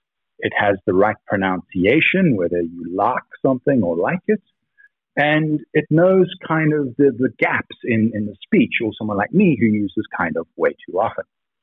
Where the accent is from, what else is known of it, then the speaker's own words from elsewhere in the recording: Cape Town, Western Cape, South Africa; Lots of people think I'm British. I just, you know, grew up in Cape Town and had a very uptight grandmother.